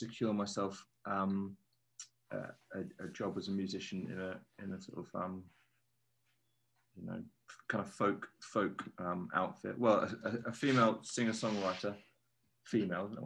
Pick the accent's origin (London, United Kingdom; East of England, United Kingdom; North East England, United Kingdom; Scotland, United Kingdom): East of England, United Kingdom; Framlingham; I grew up in Suffolk